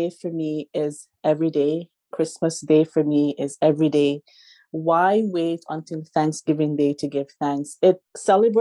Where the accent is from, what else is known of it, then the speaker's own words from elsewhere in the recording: Jamaica; now in Canada; I'm from Jamaica